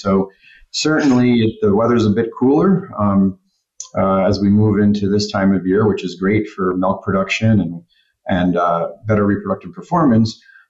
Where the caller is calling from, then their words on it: Torreón, Coahuila, Mexico; I'm connecting here from Torreon, Mexico.